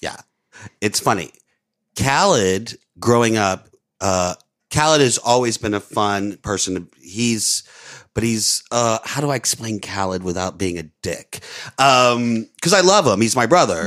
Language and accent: English; New Orleans, Louisiana, United States; moved away; also born or lived in Florida; I grew up on the West Bank